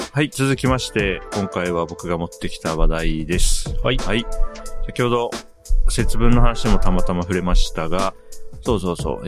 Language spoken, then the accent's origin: Japanese; Hokkaido, Japan; also born or lived in Tokyo; now in Matsumoto, Japan; 北海道から上京して東京行った時に